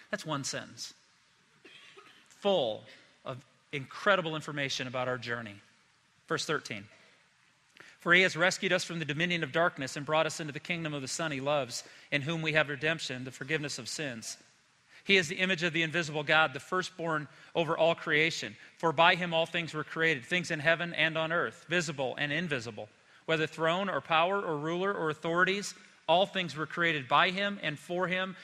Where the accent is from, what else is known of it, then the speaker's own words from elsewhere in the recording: South Bend, Indiana, United States; I grew up in Indiana. Storms would come through South Bend